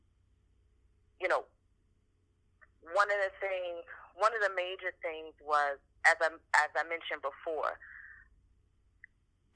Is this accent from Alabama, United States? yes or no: no; New York City, New York, United States; also born or lived in Portsmouth, Virginia; I am born and raised in Brooklyn, New York